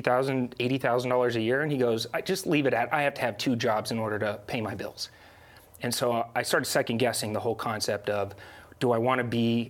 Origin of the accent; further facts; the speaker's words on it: Arizona, United States; I'm from Arizona